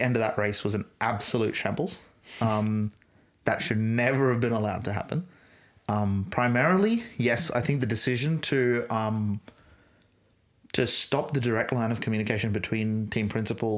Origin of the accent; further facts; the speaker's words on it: Australia; as an Australian